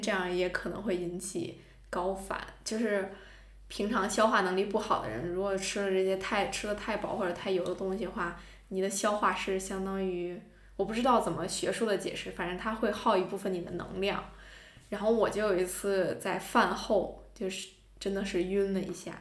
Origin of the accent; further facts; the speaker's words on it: northern China, China; 我是一个北方人